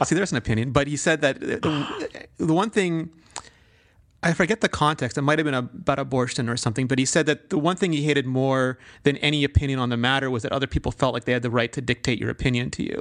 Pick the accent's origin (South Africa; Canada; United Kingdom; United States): South Africa; moved away; growing up in South Africa